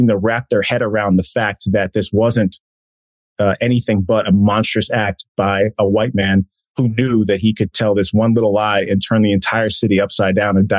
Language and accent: English; Boston, Massachusetts, United States; I'm from Boston. I'm proud to be from there.